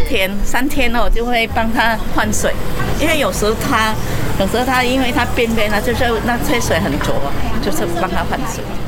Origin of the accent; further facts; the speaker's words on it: Vietnam; moved away as an adult; now in Taipei, Taiwan; 我今年十五岁，啊，我是来自越南